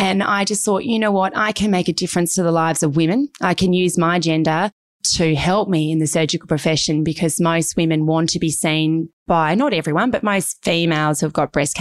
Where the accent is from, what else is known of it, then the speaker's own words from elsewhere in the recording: Devonport, Tasmania, Australia; now in Melbourne, Australia; I'm a country girl, as I said to you, Gavin. I was born in Devonport, Tasmania